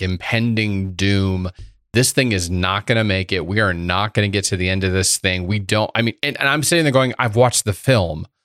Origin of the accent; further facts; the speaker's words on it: Indiana, United States; a kid growing up in Indiana